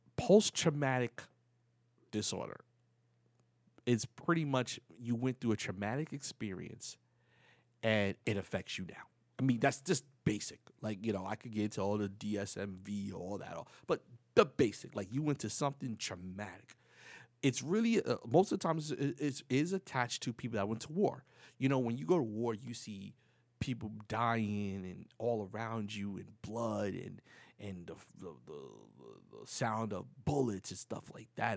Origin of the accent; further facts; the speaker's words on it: New York City, New York, United States; moved away as an adult; now in Florida, United States; I'm from the Bronx, from the projects